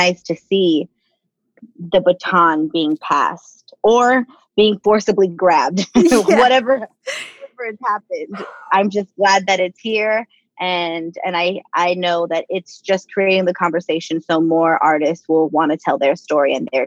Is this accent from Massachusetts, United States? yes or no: no; Los Angeles, California, United States; I'm born and raised in East LA Boyle Heights, so it's very close to my heart, to my home